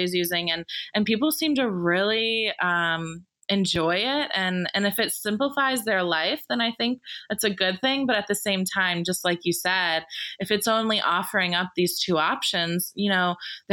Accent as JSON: {"language": "English", "town": "Atlanta", "region": "Georgia", "country": "United States", "tie": "born or raised there", "said": "I definitely say Atlanta, but they question me sometimes because I don't have a huge Southern accent"}